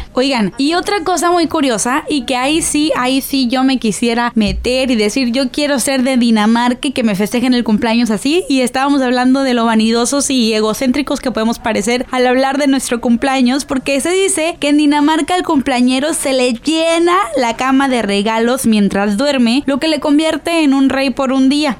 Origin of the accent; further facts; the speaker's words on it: Mexico; soy totalmente mexicana